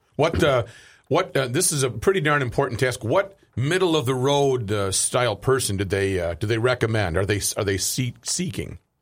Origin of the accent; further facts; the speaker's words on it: Saint Paul, Minnesota, United States; now in South Saint Paul, United States; growing up in Saint Paul